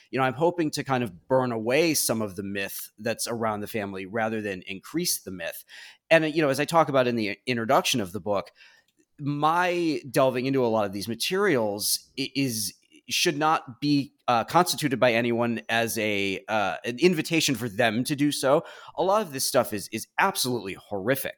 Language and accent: English; Chicago suburbs, Illinois, United States; I grew up in the Chicago suburbs.